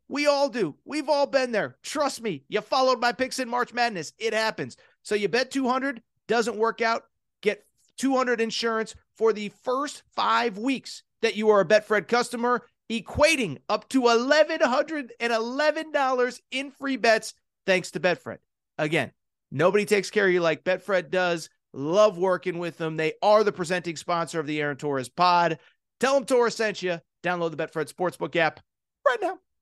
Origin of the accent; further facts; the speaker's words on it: Connecticut, United States; I'm from Connecticut.